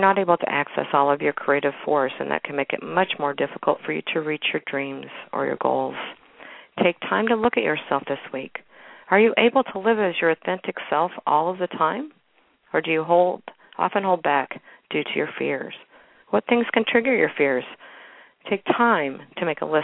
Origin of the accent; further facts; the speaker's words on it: Kansas City, Missouri, United States; my hometown, Kansas City, Missouri